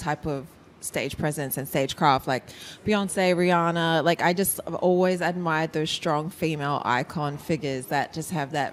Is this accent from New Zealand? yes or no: yes; New Zealand; also born or lived in Hollywood / Hawaii; now in Melbourne, Australia; I'm from New Zealand originally